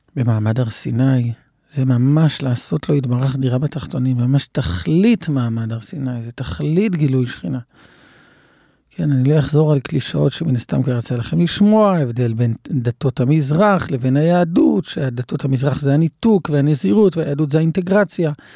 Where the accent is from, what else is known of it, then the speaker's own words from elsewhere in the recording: Israel; במושב שבו גדלתי